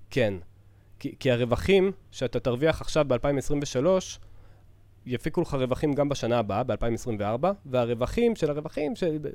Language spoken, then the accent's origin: Hebrew; Southern District, Israel; אני אישית גדלתי בפריפריה, אה, אבל אה, אני מהדרום